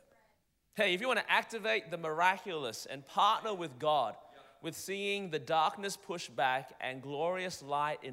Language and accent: English; Melbourne, Victoria, Australia; accent: Australian; moved away; I'm originally from Melbourne, Australia